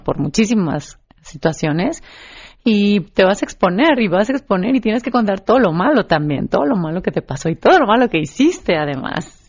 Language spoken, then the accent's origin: Spanish; San Miguel de Allende, Guanajuato, Mexico; San Miguel de Allende, mi tierra natal